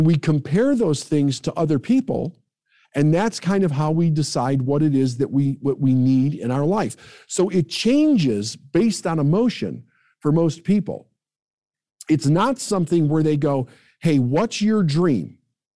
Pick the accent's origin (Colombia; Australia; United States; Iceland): United States; Midwest; I'm from the Midwest